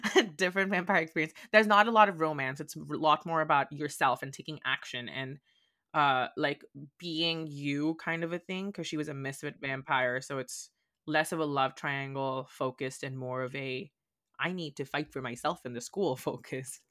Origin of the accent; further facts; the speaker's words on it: India; accent: Indian; moved away as an adult; also born or lived in Boston, United States; now in United States; I'm, like, from India, from India.